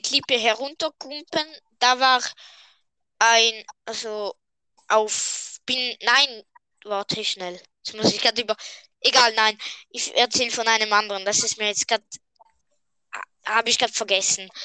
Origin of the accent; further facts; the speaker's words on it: Switzerland; wir sind Schweizer und darum, ja, reden wir normal